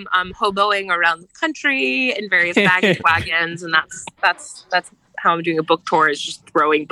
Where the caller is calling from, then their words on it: United Kingdom; Yeah, so I'm calling from the British countryside.